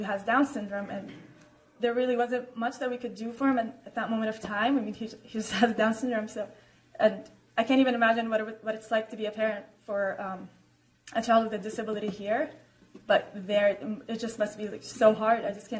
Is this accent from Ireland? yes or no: no; Jordan; I mean, even for me, I am from Jordan, but I've never been in a refugee camp before, and I've never been in a situation like this.